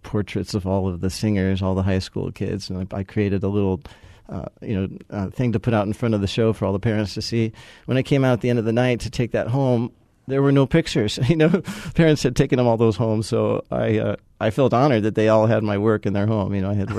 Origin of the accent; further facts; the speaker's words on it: California, United States; So I'd say I grew up in California. You don't have to hold that against me.